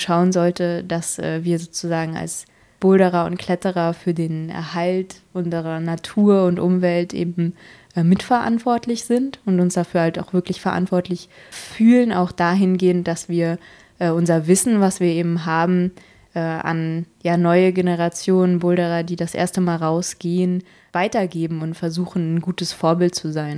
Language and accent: German; Berlin, Germany; als Berliner